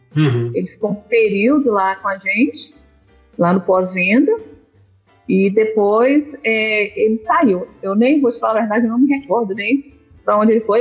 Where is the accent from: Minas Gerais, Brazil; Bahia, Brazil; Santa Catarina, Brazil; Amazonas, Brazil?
Minas Gerais, Brazil; Governador Valadares; Eu sou de Governador Valadares. Eu nasci em Governador Valadares, pela terra maravilhosamente quente